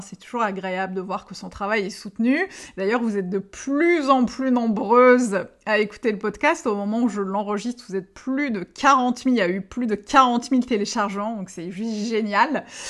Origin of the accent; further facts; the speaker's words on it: Algeria; je suis née, que j'ai grandi en Algérie